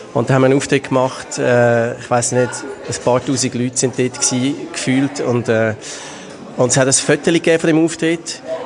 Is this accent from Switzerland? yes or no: yes; Baden, Aargau, Switzerland; ich komme aus Baden, ich bin Slam-Poet, Autor